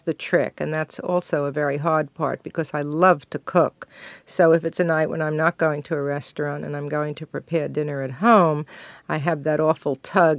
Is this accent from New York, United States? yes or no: yes; Brooklyn, New York, United States; Well, I was brought up in Brooklyn in a Jewish family that was not kosher.